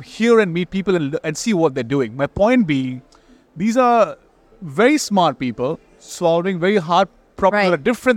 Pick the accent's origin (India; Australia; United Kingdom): India; moved away as an adult; now in San Francisco, United States; I come from India, born and raised there, and now, of course, long time in the US